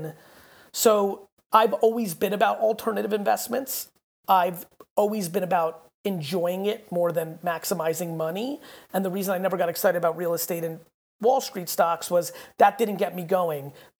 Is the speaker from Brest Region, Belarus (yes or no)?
no; Babruysk, Mogilev Region, Belarus; moved away; I was born in Babrusk, which is about 30 minutes outside of it.